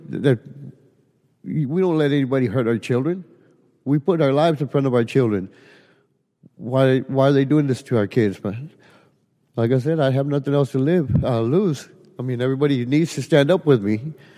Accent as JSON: {"language": "English", "town": "Edinburg", "region": "Texas", "country": "United States", "said": "I'm from Edinburgh, Texas"}